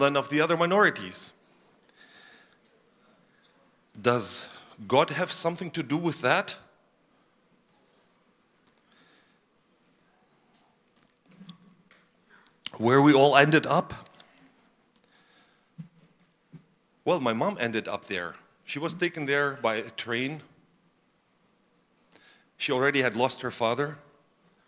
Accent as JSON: {"language": "English", "town": "Karaganda", "region": "Karaganda Region", "country": "Kazakhstan", "tie": "born or raised there", "moved": "yes", "said": "I was born in the Soviet Union, as Ed has said, in an area not fit for human life"}